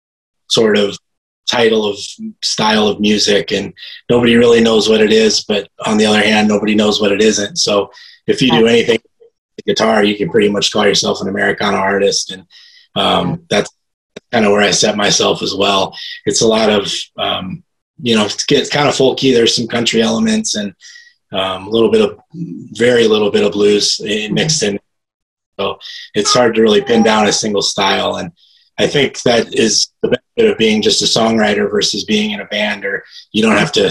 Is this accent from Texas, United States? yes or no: no; Spirit Lake, Iowa, United States; also born or lived in Minnesota; now in Des Moines, United States; originally I grew up in Northwest Iowa, up in Spirit Lake. That's my hometown.